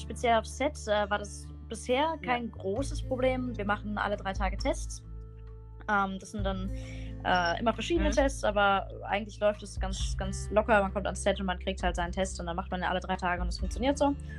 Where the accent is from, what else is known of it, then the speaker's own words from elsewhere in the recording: Bonn, North Rhine-Westphalia, Germany; ich komme aus Bonn